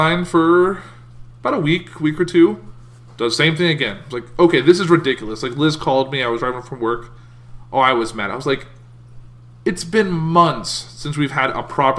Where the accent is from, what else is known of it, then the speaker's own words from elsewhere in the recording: United States; I'm an American